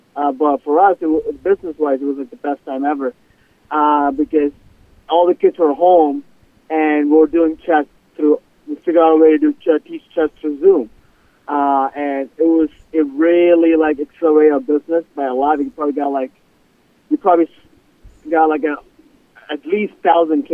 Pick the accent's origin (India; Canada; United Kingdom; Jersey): India; moved away as an adult; now in Weston, United States; I'm originally from India. Came here 6 years ago.